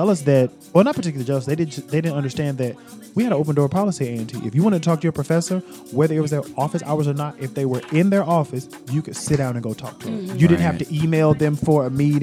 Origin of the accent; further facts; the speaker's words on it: Greensboro, North Carolina, United States; I grew up in Greensboro, North Carolina.